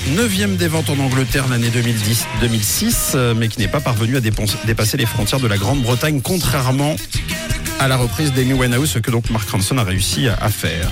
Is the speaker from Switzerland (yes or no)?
yes; Switzerland; chez nous en Suisse